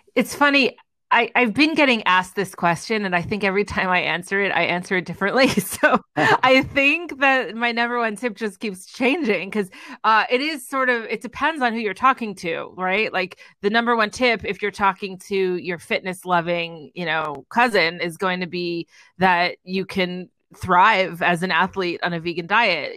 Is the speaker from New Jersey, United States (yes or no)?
yes; Edison, New Jersey, United States; also born or lived in New York City / Los Angeles; now in Greenville, United States; I am originally from Edison, New Jersey, which is about an hour outside of the city